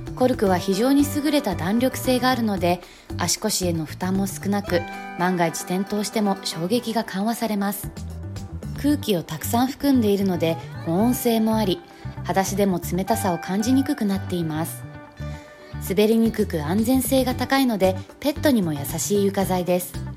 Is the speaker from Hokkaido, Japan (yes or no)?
yes; Hokkaido, Japan; moved away as an adult; now in Saitama, Japan; 地元の北海道より埼玉に住んでる時間の方が長くなります